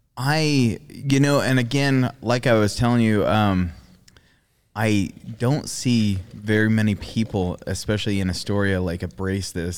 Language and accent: English; Australia; moved away; I grew up in Australia